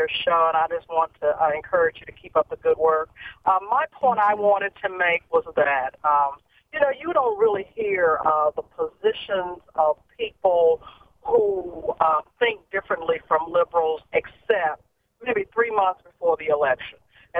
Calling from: Memphis, Tennessee, United States; I'm calling from Memphis.

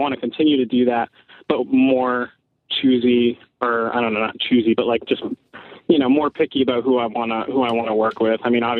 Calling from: Connecticut, United States; from Connecticut.

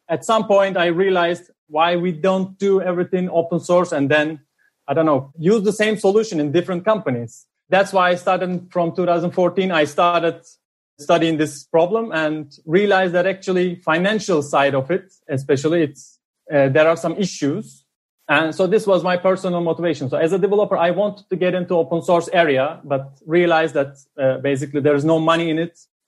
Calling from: Amsterdam, North Holland, Netherlands; I'm calling from Amsterdam.

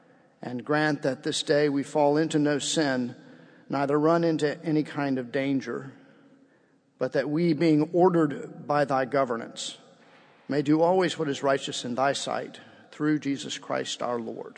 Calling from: Baton Rouge, Louisiana, United States; I'm coming from Baton Rouge, Louisiana.

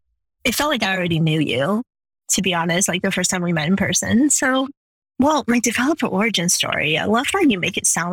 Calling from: Chicago, Illinois, United States; I'm joining you from Chicago today, bright and early in the morning.

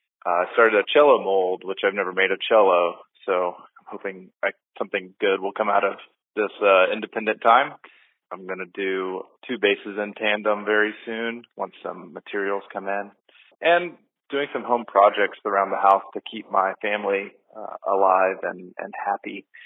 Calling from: Kilgore, Texas, United States; Hi, this is … I'm calling from Kilgore, Texas

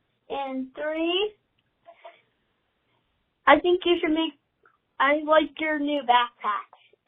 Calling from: Pittsburgh, Pennsylvania, United States; I'm from Pittsburgh, Pennsylvania.

